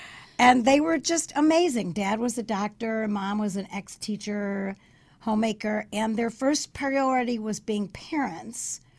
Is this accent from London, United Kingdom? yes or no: yes; London, United Kingdom; accent: London; I was right out of London. I still had my little inflection, my London accent.